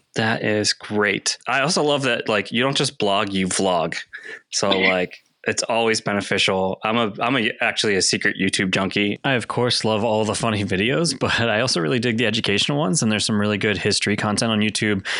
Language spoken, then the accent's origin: English; Greensburg, Pennsylvania, United States; moved away; I'm originally from Greensburg, Pennsylvania, which is about 30 miles east of Pittsburgh